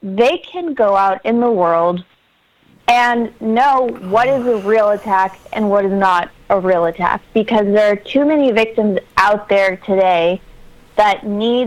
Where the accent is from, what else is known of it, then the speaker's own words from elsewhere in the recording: Miami, Florida, United States; I grew up in Miami, Florida